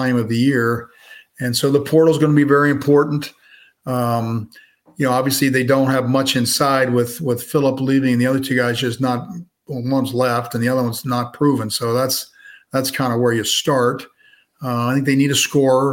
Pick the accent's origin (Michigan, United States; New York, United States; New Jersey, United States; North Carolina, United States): New Jersey, United States; I'm from New Jersey